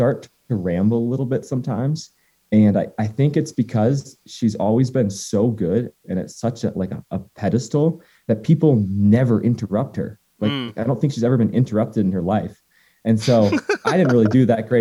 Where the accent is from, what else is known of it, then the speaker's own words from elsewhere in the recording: Waitsfield, Vermont, United States; also born or lived in Cannon Mountain, New Hampshire; my hometown and my home mountain is Sugarbush and Waitsfield, Vermont